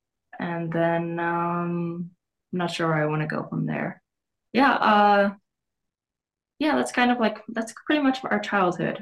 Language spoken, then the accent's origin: English; Long Beach, California, United States; moved away; also born or lived in Wyoming; I was born in Long Beach